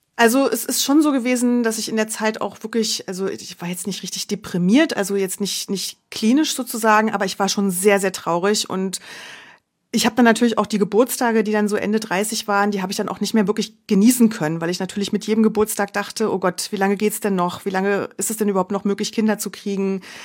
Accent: Berlin, Germany; moved away as an adult; also born or lived in Munich; Ich komme ursprünglich aus Berlin, hatte meine Familie dann also hier in der Nähe

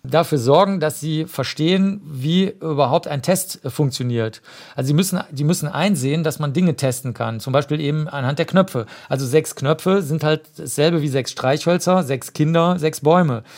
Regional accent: Cologne, North Rhine-Westphalia, Germany; ich bin ja Kölner

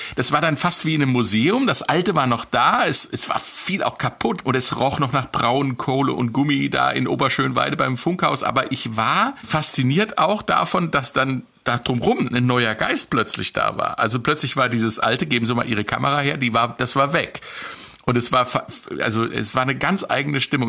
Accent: West Germany, Germany; für mich als Wessi-Radioanfänger

